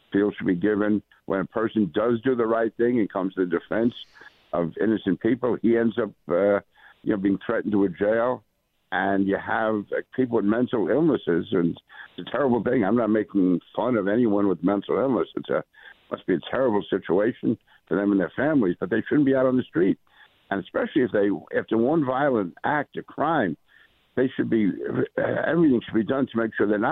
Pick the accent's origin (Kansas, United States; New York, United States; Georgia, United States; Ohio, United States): New York, United States; New York City; I grew up in Queens, went to a high school in Brooklyn